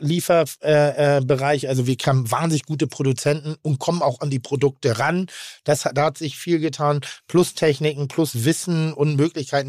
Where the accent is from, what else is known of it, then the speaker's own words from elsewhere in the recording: Pinneberg, Schleswig-Holstein, Germany; Ich komme aus Pinneberg.